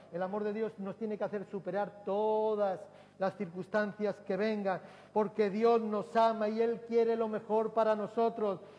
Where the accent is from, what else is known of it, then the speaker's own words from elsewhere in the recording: Durango, Basque Country, Spain; recuerdo que en mi pueblo, en Durango